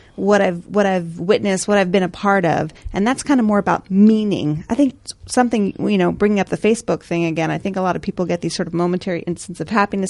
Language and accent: English; United States; eternal optimism of being American